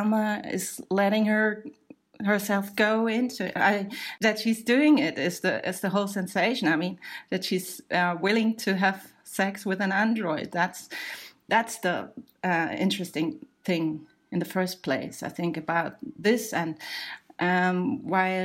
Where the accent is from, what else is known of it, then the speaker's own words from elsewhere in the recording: Germany; we Germans